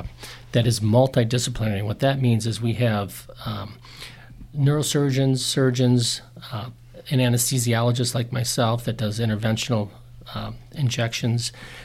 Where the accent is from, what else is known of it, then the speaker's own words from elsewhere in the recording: Wisconsin, United States; moved away as an adult; now in Utah, United States; I grew up in Wisconsin. I grew up skiing in Michigan, and that's what brought me to Utah was skiing.